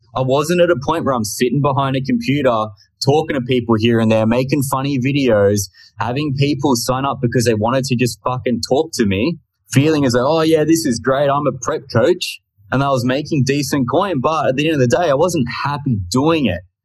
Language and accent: English; Australia; I'm just from Australia. So I thought I'd put that in in case you're unaware and couldn't tell by the accent